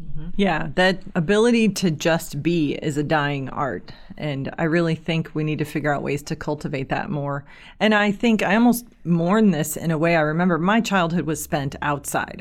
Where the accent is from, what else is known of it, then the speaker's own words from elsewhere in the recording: Kirkwood, United States; I grew up in the Kirkwood area.